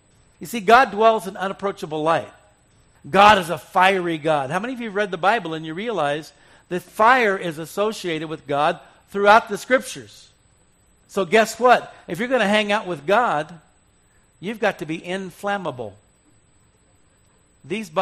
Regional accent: Arizona, United States; I grew up in Arizona

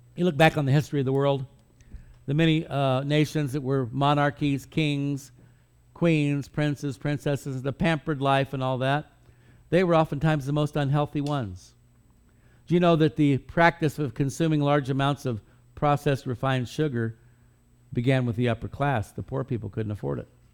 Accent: United States; we as American Christians

